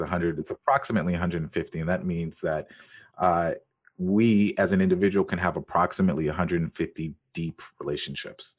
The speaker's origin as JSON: {"language": "English", "country": "Jamaica", "said": "I am Jamaican"}